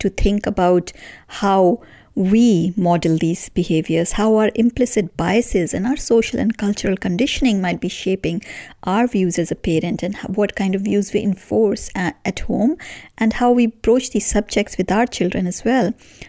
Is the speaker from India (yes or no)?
yes; India; moved away as an adult; now in United Kingdom; I grew up in India in a relatively homogeneous society